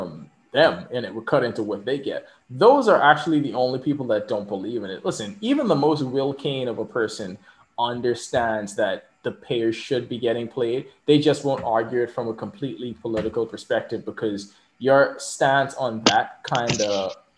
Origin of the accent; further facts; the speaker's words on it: Bahamas; moved away; also born or lived in Kentucky; I was from the Bahamas